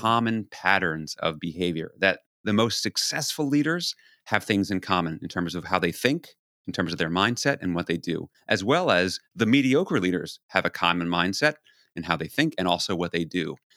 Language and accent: English; New York City, New York, United States; I grew up in New York City in the nineteen seventies and eighties